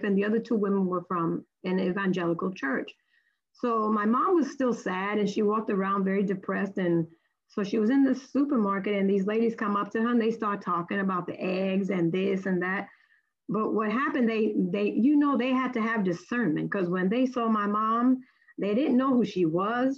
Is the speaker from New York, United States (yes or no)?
yes; New York City, New York, United States; I was born and raised in Brooklyn, New York